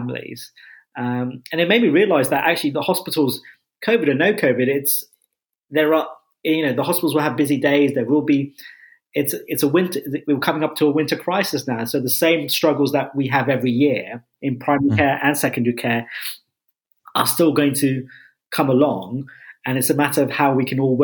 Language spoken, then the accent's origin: English; Enfield, London, United Kingdom; moved away; I'm from kind of Enfield and Chase Farm